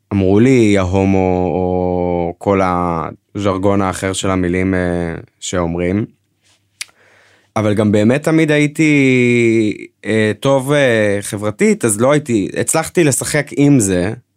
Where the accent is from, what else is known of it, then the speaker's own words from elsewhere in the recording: Northern District, Israel; אני במקור מהצפון